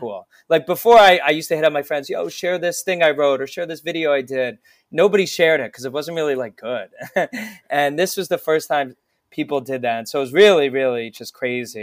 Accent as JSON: {"language": "English", "town": "Voorhees", "region": "New Jersey", "country": "United States", "tie": "born or raised there", "moved": "yes", "lives_now": "New York, United States", "said": "I grew up near Philadelphia"}